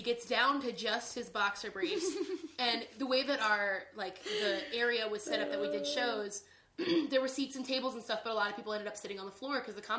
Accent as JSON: {"language": "English", "area": "outside of Annapolis", "region": "Maryland", "country": "United States", "tie": "born or raised there", "said": "When I was growing up, I grew up in Maryland"}